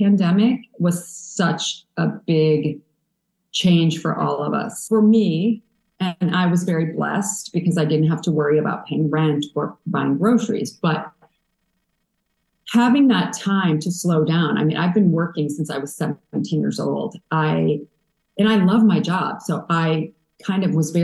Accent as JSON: {"language": "English", "region": "a small town in Illinois", "country": "United States", "tie": "born or raised there", "also_born_or_lived": "New York", "moved": "yes", "said": "moving from a small town in Illinois where I had tons of cousins and aunts and uncles and grandmas and grandpas to New York"}